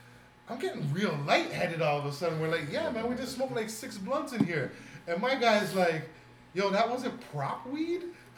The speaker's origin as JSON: {"language": "English", "town": "Toronto", "region": "Ontario", "country": "Canada", "tie": "born or raised there", "said": "I grew up in Rexdale."}